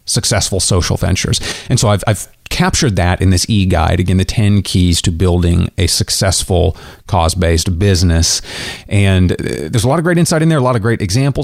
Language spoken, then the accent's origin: English; Great Bend, Kansas, United States; now in Kansas City, United States; I'm from Kansas originally. Grew up in a tiny town out in Kansas. It's called Great Bend, right in the center of the state.